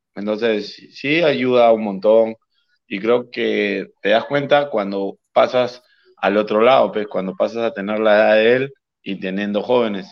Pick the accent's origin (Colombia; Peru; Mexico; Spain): Peru; Callao; yo soy del Callao